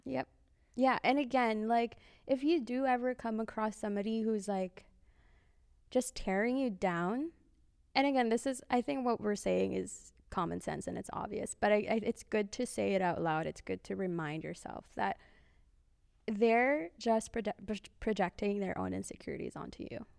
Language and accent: English; Philippines; I'm Filipino